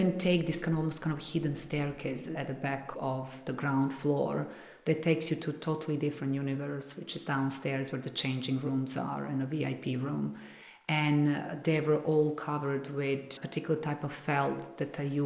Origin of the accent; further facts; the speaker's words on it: Belgrade, Serbia; moved away as an adult; now in London, United Kingdom; Color also comes from back home, definitely, because I grew up in a country that has a lot of color in nature as well